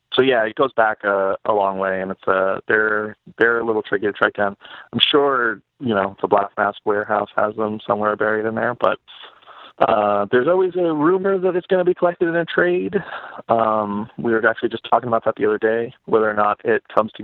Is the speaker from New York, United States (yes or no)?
yes; New York City, New York, United States; I grew up in New York